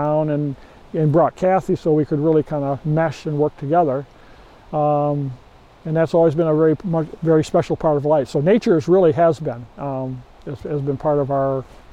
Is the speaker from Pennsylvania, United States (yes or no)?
no; West Michigan, United States; we grew up in West Michigan here, my family did.